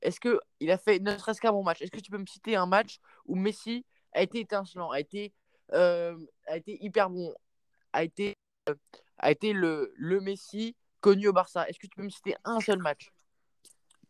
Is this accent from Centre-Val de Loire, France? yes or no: no; Paris, Île-de-France, France; je suis parisien